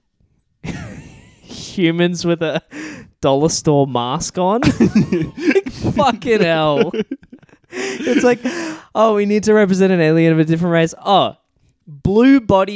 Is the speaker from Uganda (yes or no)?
no; Australia; accent: Australian; as a person from the country that speaks that accent